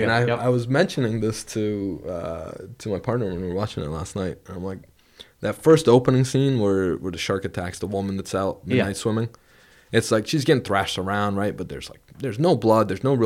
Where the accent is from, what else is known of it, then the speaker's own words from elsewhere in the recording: Vermont, United States; No, I'm from Vermont.